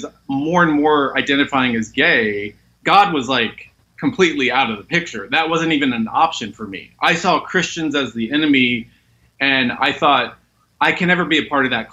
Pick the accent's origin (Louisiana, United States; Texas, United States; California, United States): Texas, United States; Dallas; moved away as an adult; now in Los Angeles, United States; I grew up in Dallas, Texas